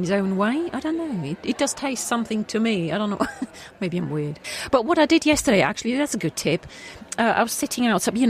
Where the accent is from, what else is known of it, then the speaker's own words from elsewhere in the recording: Switzerland; moved away; I'm from Switzerland.